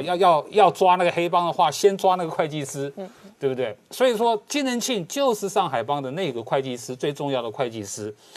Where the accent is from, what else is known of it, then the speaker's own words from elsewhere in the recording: Taiwan; 我们台湾